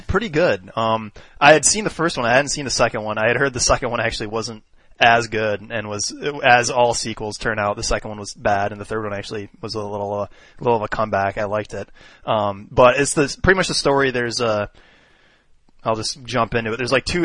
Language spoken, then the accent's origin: English; Michigan, United States; born or raised there; also born or lived in Livermore, California